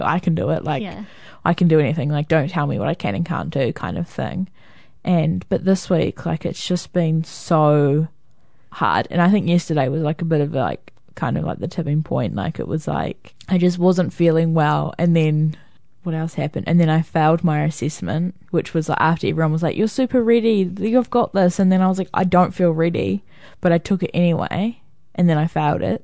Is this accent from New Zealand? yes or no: yes; New Zealand; I'm from New Zealand